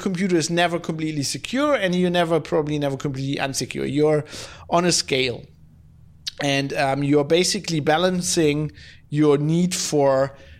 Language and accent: English; Germany; English is a second language; You know, I'm from Germany, so there's I don't have as much contact with Yiddish as people from the US